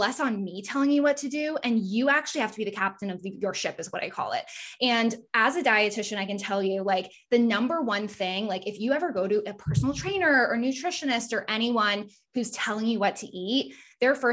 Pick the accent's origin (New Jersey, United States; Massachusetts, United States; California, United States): Massachusetts, United States; I'm from Massachusetts